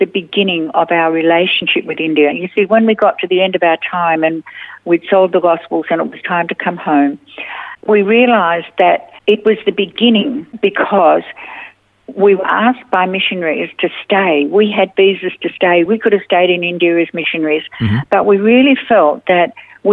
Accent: Australia

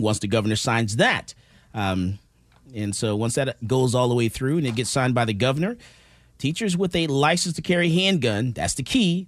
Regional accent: Missouri, United States; now in Texas, United States; I'm from Missouri to show me state

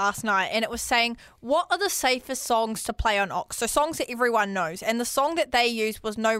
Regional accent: South Island, New Zealand; from the South, and like that used to play all the time.

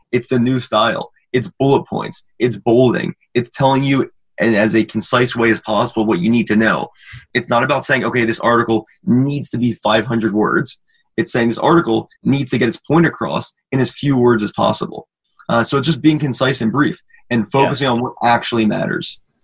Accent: Maryland, United States; also born or lived in Michigan; I'm from Maryland

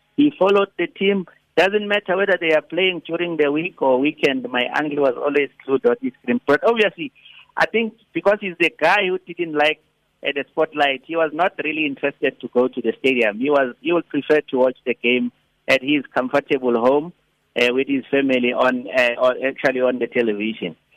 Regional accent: South Africa; I come from Beckville

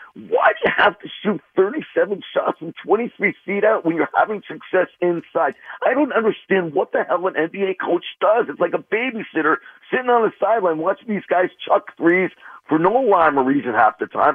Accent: Port Chester, New York, United States; I grew up in Portchester

